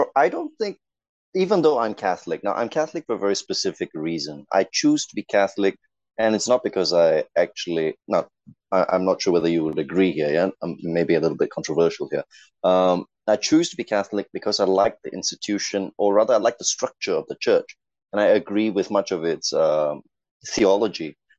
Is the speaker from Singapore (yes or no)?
yes; Singapore; as a Singaporean